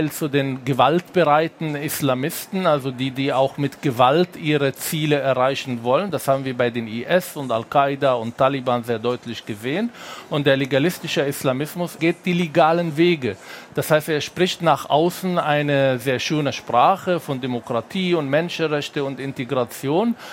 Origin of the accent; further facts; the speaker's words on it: Berlin, Germany; Ich komme aus Berlin und ich schaue die Zustände in Neukölln oder in manchen Orten